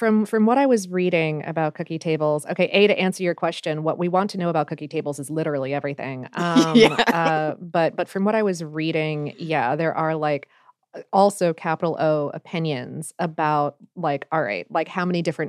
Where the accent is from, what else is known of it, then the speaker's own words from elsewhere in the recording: Pittsburgh, Pennsylvania, United States; now in Columbus, United States; I'm originally from Pittsburgh, and considering the lukewarm reception I've gotten over my cookies in Columbus the past couple of years